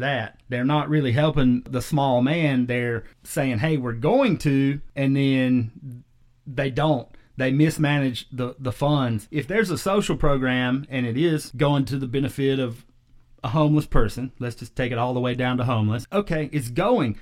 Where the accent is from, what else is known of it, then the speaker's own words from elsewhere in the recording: South Carolina, United States; also born or lived in Las Vegas, Nevada / Austin, Texas; where I grew up in South Carolina